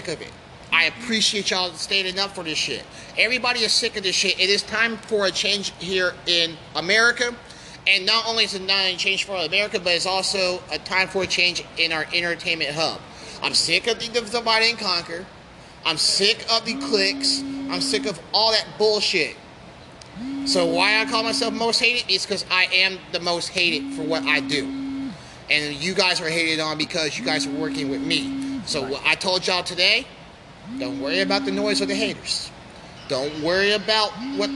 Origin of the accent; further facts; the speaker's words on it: Kansas City, Missouri, United States; also born or lived in Wichita, Kansas; I'm from Kansas City.